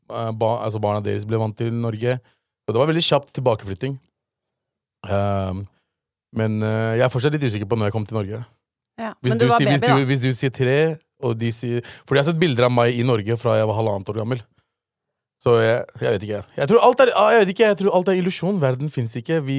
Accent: Pakistan; born there; Det er Pakistan som har skylda der, fordi jeg ble født i Pakistan.

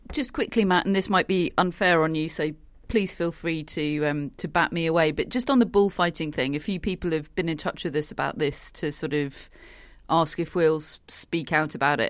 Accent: United Kingdom; as a British person

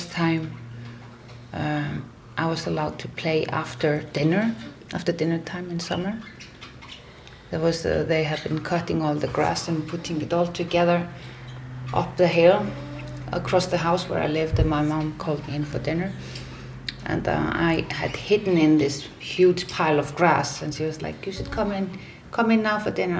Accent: Reykjavik, Capital Region, Iceland; also born or lived in Vík, Iceland / Paris, France; I was born in Reykjavik, but I grew up in Vík, the most southern village of Iceland

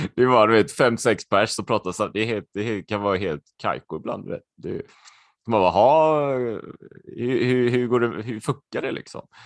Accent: Sweden; also born or lived in Spain; jag är halvspanjor va? och där är det annorlunda kan jag säga eh, på många sätt. Jag kommer ihåg när jag växte upp och så här och jag åkte ner och min pappa var ju helt svensk så här och så åkte vi ner till släkten i Spanien

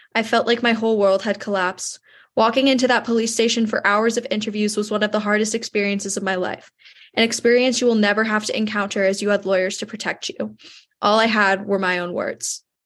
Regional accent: New York, United States; my hometown in New York

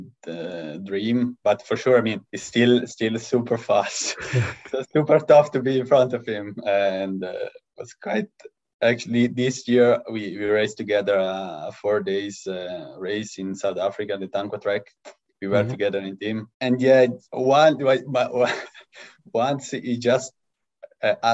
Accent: Lugano, Ticino, Switzerland; I was born in Lugano.

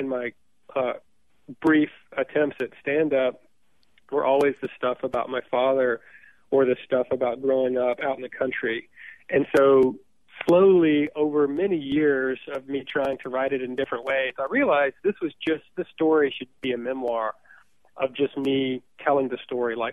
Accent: Rankin County, Mississippi, United States; also born or lived in Memphis, Tennessee; I grew up in Rankin County, close to Puckett, about halfway between Brandon and Puckett, in the middle of nowhere

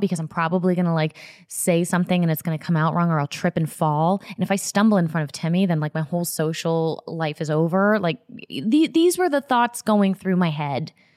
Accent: Florida, United States; I grew up in Florida

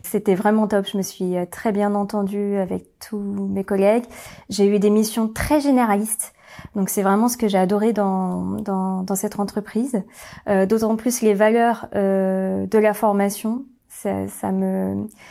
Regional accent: Orléans, Centre-Val de Loire, France; j'ai grandi à Orléans

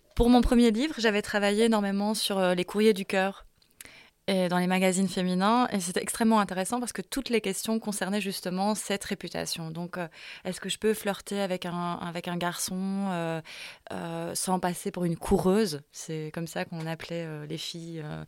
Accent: La Louvière, Wallonia, Belgium; j'ai grandi à la Louvière

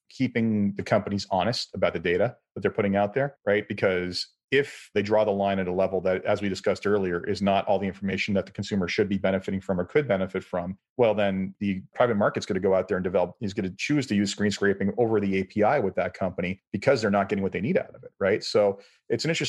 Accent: Canada; I'm Canadian.

